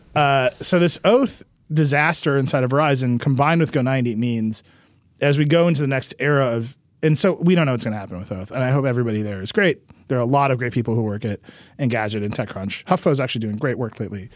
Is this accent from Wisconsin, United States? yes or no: yes; Mount Pleasant, Wisconsin, United States; moved away; the place that I grew up